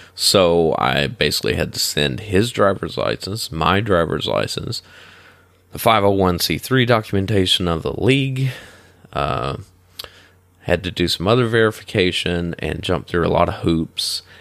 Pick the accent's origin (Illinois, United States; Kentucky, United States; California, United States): Kentucky, United States; northeastern; moved away as an adult; now in Florida, United States; my hometown's in northeastern Ken, uh, northeastern Kentucky